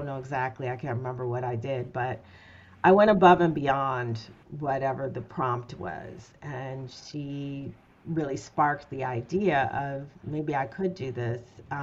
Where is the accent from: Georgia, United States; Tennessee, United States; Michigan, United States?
Michigan, United States; Detroit; I'm from Detroit originally